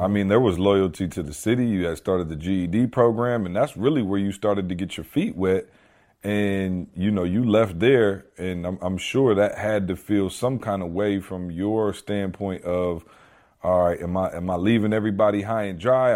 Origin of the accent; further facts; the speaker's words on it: Lansing, Michigan, United States; moved away; I come back to Lansing, where it's my hometown, where I grew up, went to school, everything